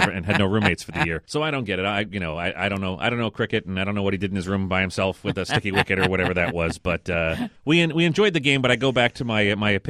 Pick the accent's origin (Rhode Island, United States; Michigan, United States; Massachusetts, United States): Massachusetts, United States; Boston; we're from the Boston area